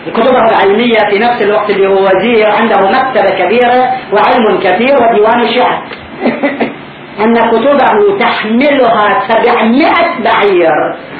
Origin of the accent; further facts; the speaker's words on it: Karbala, Karbala Governorate, Iraq; عندنا في كربلاء